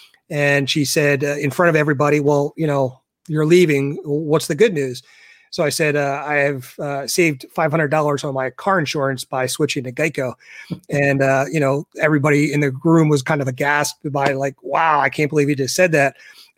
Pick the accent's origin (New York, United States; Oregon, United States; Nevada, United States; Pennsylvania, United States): Pennsylvania, United States; Philadelphia; now in Douglasville, United States; So I grew up in Philly, kind of a Philly transplant from Philly out to like the Douglasville area.